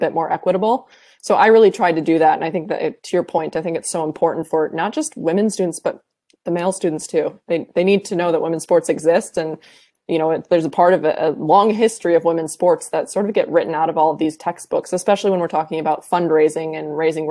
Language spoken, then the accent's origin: English; Iowa, United States; I'm a kid from Iowa